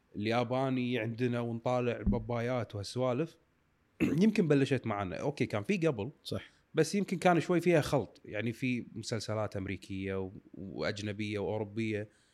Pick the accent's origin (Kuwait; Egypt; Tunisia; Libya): Kuwait; احنا كويتيين